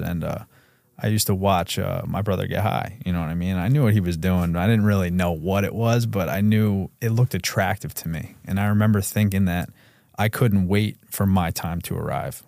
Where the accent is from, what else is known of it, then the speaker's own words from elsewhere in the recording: Brewster, New York, United States; we grew up in Brewster, New York